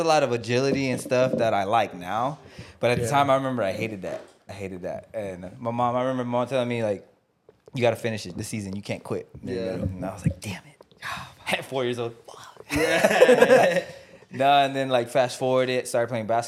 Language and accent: English; Uvalde, Texas, United States; moved away as an adult; now in Austin, United States; I grew up, born and raised in Uvalde, Texas. I moved out here to Austin 2019.